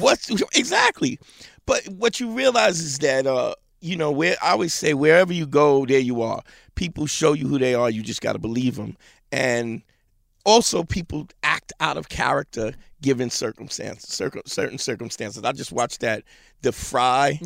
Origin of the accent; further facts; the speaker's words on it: New York City, New York, United States; I'm a Brooklyn cat. Grew up in Crown Heights